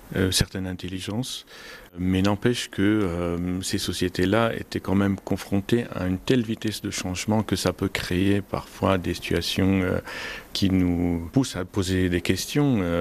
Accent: Homs, Homs Governorate, Syria; moved away as an adult; now in France; La Syrie, ça reste mon pays d'origine

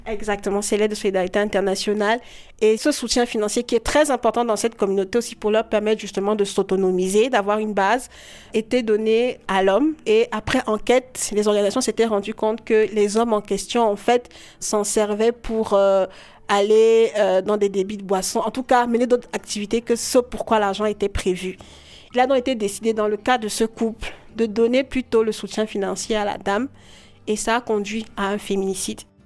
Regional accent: Douala, Littoral, Cameroon; J'ai grandi à Douala les premières années de mon enfance et puis j'ai fait des études en droit public international à l'université de Douala

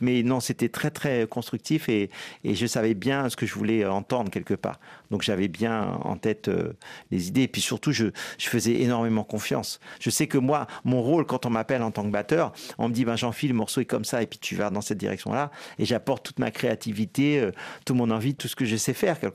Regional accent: Guadeloupe; moi, je suis guadeloupéen

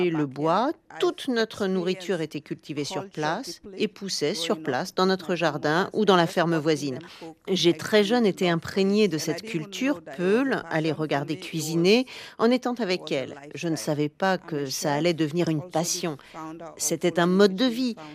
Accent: Sierra Leone; also born or lived in Guinea; Même si j'ai grandi et que j'ai été élevée en Sierra Leone, à chaque vacances, elles m'envoyaient en Guinée, dans un village sans électricité

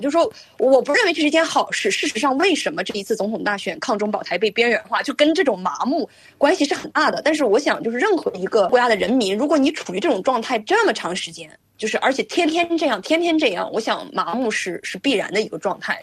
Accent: China; now in Canada; 我作为中国人

